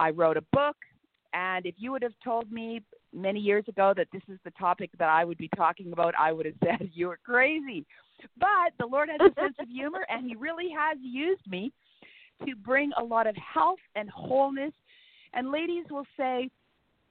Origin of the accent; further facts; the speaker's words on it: Canada; I am a Canadian